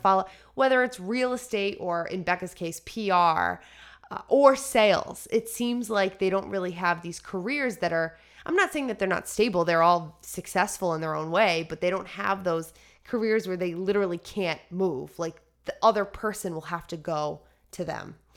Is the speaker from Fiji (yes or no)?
no; United States; being an American